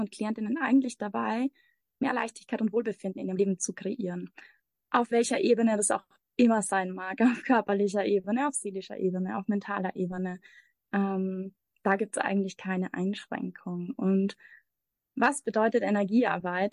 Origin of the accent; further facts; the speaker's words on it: Austria; moved away as an adult; also born or lived in Mexico; Ich komme aus Österreich, bin aber seit ungefähr anderthalb Jahren in der Welt unterwegs